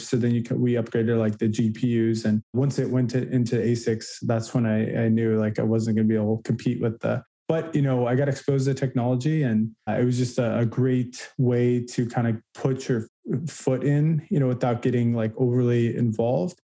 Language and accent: English; California, United States; moved away as an adult; also born or lived in Chicago / Massachusetts; I was born and raised in California, kind of classic California surfer guy, still surf